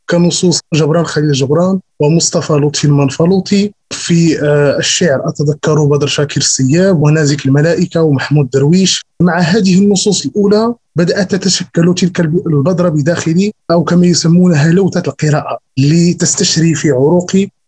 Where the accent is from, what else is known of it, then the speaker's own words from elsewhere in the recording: between Agadir and Taroudant, Souss-Massa, Morocco; now in Casablanca, Morocco; انتقالي من المنطقه آه، التي انحدر منها بين مدينتي اكادير وترودان الى الدار البيضاء كانت لحظه مفصليه